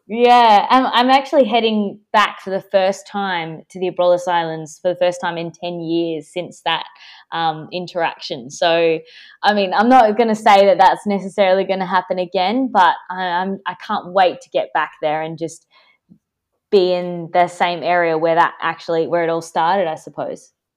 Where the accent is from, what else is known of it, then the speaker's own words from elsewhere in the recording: Perth, Western Australia, Australia; I grew up, like, by the beach in my hometown, Perth, in Western Australia